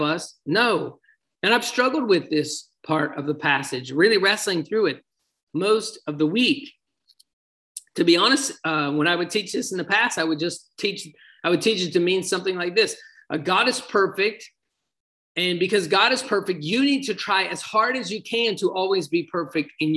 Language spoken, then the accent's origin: English; United States; my hometown here in the United States